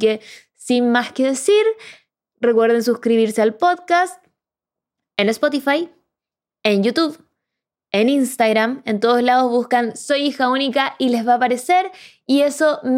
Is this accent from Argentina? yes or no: yes; Córdoba, Argentina; Yo soy de Córdoba y les doy la bienvenida a este podcast